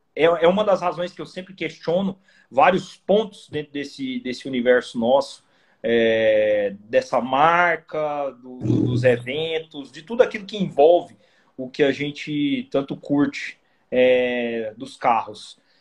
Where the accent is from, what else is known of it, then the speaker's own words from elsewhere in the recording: Goiânia, Goiás, Brazil; eu sou de Goiânia